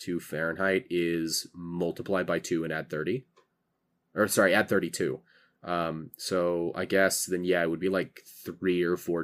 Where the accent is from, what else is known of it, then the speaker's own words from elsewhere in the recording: California, United States; moved away as an adult; I'm from California.